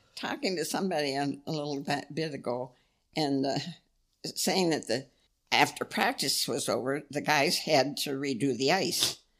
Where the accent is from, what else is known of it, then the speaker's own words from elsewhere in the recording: Pennsylvania, United States; also born or lived in Ann Arbor, Michigan; now in Houghton, United States; born and raised on Lake Erie